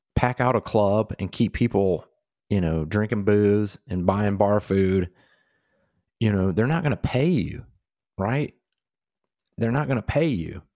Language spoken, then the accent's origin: English; Georgia, United States; we've obviously born and raised in Georgia, you know, our roots are deep here